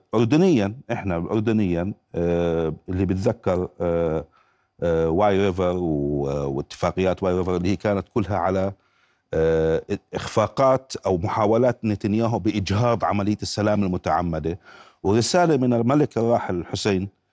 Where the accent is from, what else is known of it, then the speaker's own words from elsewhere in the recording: Jordan; من هون عندنا في الاردن